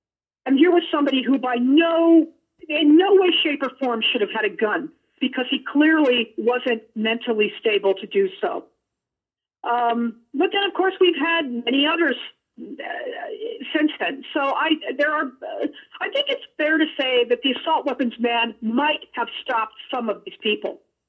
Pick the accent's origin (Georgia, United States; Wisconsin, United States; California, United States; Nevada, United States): Nevada, United States; Okay, I'm from Nevada, and my father was an amateur gunsmith and a member of the NRA.